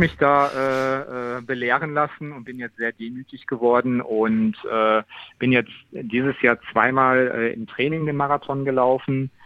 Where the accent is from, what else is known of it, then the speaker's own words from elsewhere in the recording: Wesel, North Rhine-Westphalia, Germany; in meiner Geburtsstadt